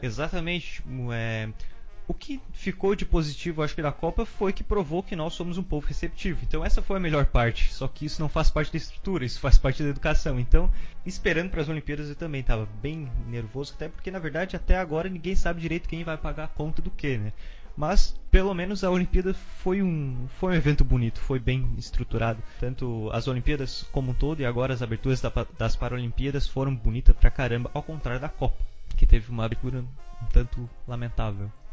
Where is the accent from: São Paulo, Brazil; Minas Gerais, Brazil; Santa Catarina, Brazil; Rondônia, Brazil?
Santa Catarina, Brazil; Eu e a Beatriz somos de Santa Catarina